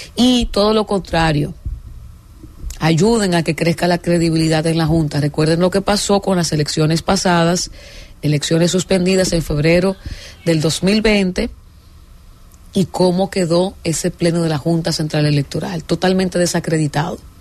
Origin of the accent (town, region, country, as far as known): Dominican Republic